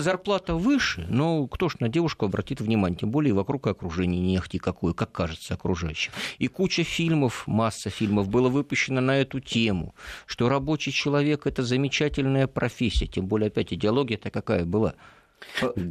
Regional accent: Rybinsk, Yaroslavl Oblast, Russia; моему родному городу Рубинску

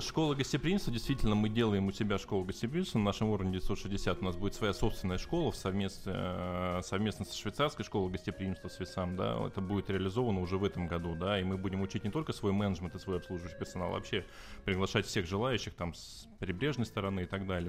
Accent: Novosibirsk, Novosibirsk Oblast, Russia; moved away as an adult; now in Sochi, Russia; Я вообще из Новосибирска.

